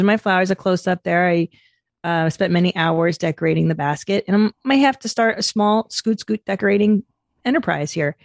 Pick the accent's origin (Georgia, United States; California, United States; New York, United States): California, United States; Los Angeles; I grew up in the San Fernando Valley